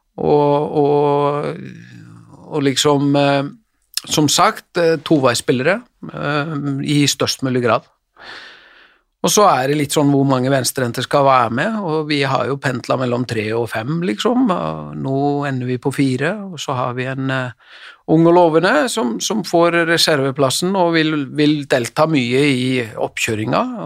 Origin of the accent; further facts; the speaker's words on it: Selfoss, Southern Region, Iceland; moved away; also born or lived in Elverum; når jeg trente han som yngre spiller hjemme på Selfoss